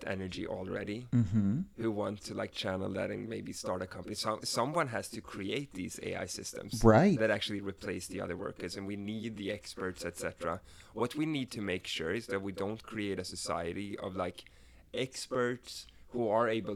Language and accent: English; Sweden; English is a second language; moved away as an adult; now in United States; I come from Sweden, so I actually grew up in a socialist society